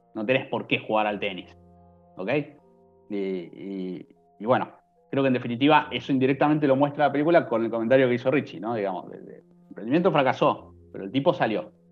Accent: Argentina; soy argentino

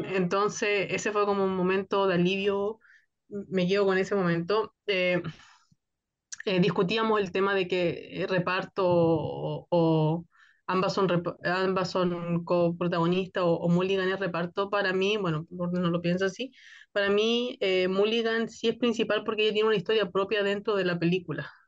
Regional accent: Chile; yo que soy de Chile

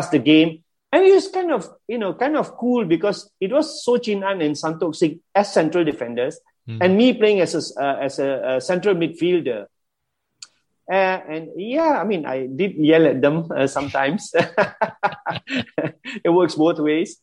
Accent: Kluang, Johor, Malaysia; as a young boy growing up in Keluang, Johor

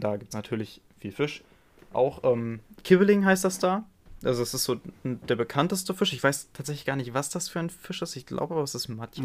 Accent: Germany; mein, mein Heimatland

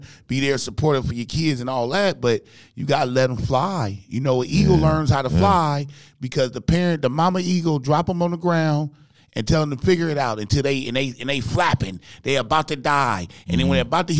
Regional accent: Compton, California, United States; I grew up in Compton, California. I went to like 13 elementary schools

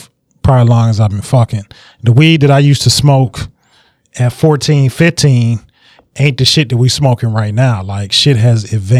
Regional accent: Detroit, Michigan, United States; I'm from the West Side. Went to Cass Tech.

